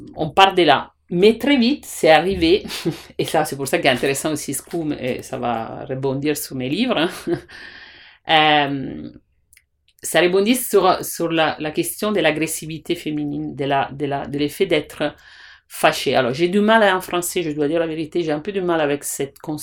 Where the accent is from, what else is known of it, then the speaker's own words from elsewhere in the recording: Italy; French is a second language; moved away; je suis italienne